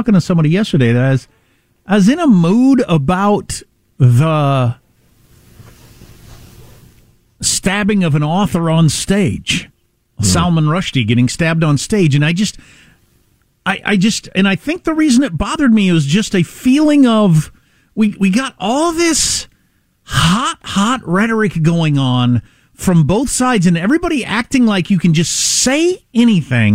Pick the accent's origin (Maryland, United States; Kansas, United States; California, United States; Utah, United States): Kansas, United States; Western; moved away; I'm from Western Kansas